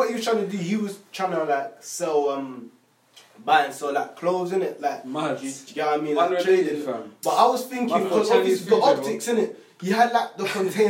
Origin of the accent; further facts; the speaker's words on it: United Kingdom; us being Black males, growing up in the UK, diaspora, isn't it? Obviously, I'm from Madge.